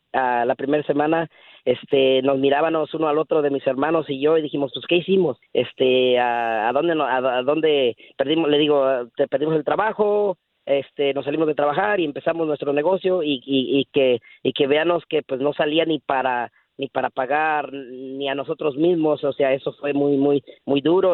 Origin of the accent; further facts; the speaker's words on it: Guanajuato, Mexico; now in Dallas, United States; Somos de Guanajuato, México